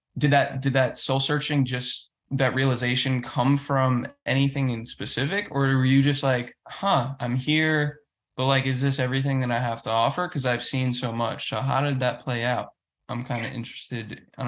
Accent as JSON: {"language": "English", "region": "Northeast", "country": "United States", "tie": "born or raised there", "moved": "yes", "lives_now": "South Florida, United States", "said": "Like I grew up in the Northeast and, you know, I grew up in a diverse area and I was a minority in a lot of ways going to school and stuff."}